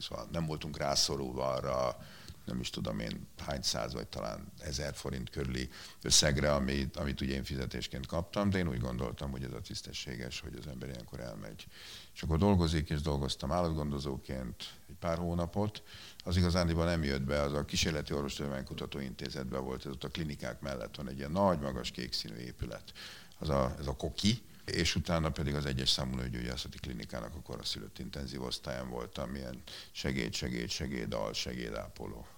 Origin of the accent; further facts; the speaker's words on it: Budapest, Hungary; én itt nőttem föl nem messze innen, itt a, ugye most itt vagyunk a Vörösmarty téren, a Ferenciek terén